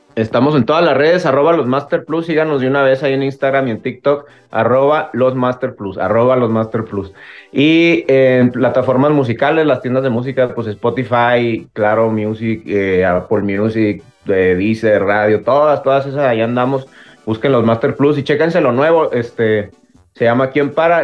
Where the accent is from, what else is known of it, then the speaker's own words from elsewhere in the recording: Guadalajara, Jalisco, Mexico; creciendo aquí en Guadalajara hay muchísima, muchísima influencia de la música de Sinaloa